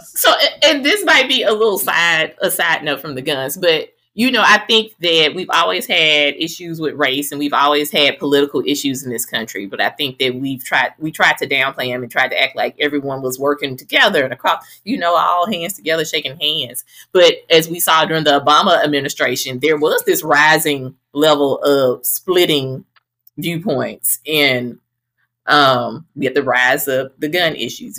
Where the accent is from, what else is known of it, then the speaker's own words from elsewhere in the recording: Greenville, Mississippi, United States; also born or lived in Charleston, Mississippi; now in Atlanta, United States; I am from oh, Greenville